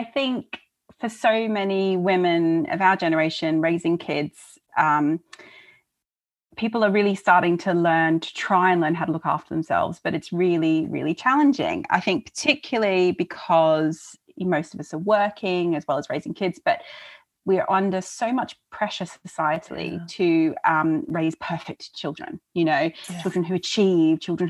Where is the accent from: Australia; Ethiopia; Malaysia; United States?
Australia; Melbourne, Victoria; now in London, United Kingdom; I grew up in Australia